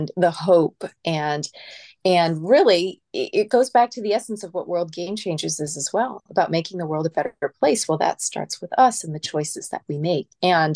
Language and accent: English; California, United States; I'm from California